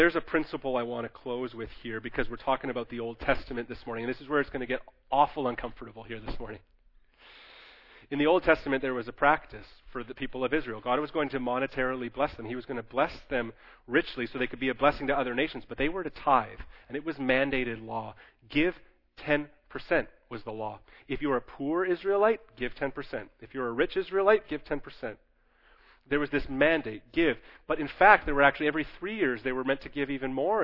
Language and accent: English; Canada; as Canadian Christians